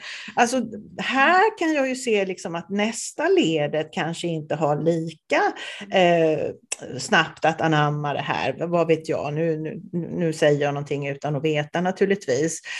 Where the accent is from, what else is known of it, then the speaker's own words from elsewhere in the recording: Småland, Sweden; moved away; Jag är ju också från Småland ursprungligen